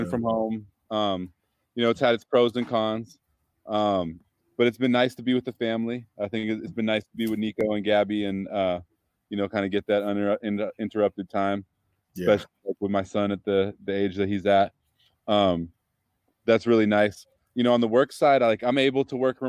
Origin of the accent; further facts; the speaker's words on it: Berkeley, California, United States; also born or lived in Arizona / San Francisco; I grew up in Berkeley, and then I lived in San Francisco for about 10 years after that.